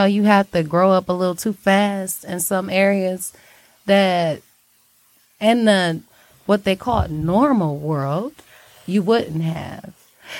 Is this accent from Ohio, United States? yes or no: no; Detroit, Michigan, United States; I'm from around the way, you know? But Detroit is my home.